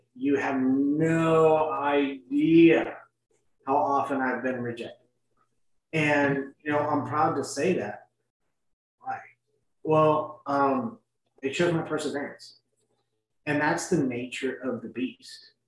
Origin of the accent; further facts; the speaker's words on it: San Antonio, Texas, United States; also born or lived in Austin / Los Angeles / Laredo; born and raised in San Antonio, and I lived in Austin and Los Angeles, lived in Laredo